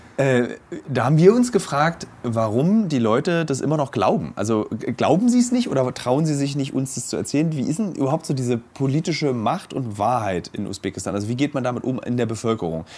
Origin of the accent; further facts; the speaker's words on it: Germany; bei uns in Deutschland